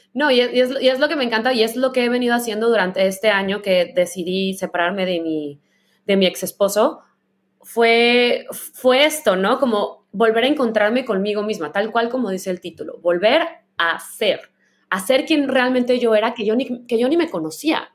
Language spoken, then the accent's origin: Spanish; Guadalajara, Jalisco, Mexico; now in San Francisco, United States; que soy de Guadalajara y crecí ahí, que vivo en la ciudad más liberal de, las más liberales del mundo y de Estados Unidos